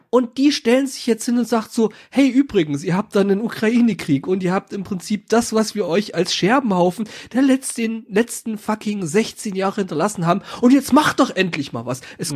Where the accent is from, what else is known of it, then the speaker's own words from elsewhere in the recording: Saxony, Germany; ich komme ja aus Sachsen